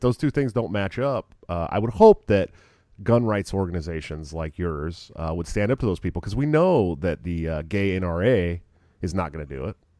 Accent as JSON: {"language": "English", "region": "California", "country": "United States", "also_born_or_lived": "Oregon / Southern Washington", "moved": "as an adult", "said": "I'm from California"}